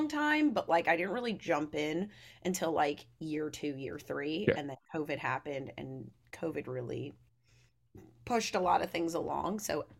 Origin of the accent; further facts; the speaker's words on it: Long Island, New York, United States; Long Island is its own breed. Like, if you're not from there, some people are just like, oh, I don't get it.